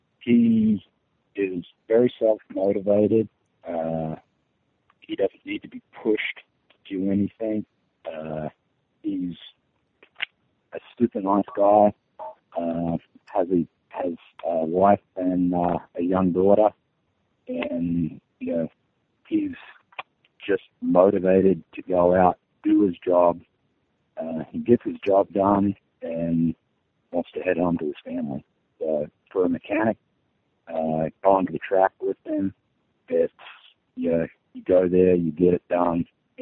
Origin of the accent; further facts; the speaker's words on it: Australia; I grew up in Australia close to the coast